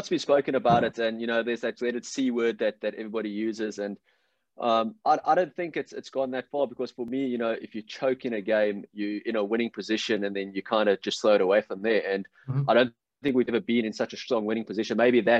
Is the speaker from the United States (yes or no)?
no; Witbank, Mpumalanga, South Africa; also born or lived in Roodepoort; I spent most of my schooling career in Witbank also, and, you know, grew up there. So, yeah, I was born in Rudyport, but moved around quite a bit and then, you know, eventually settled in a place called Witbank.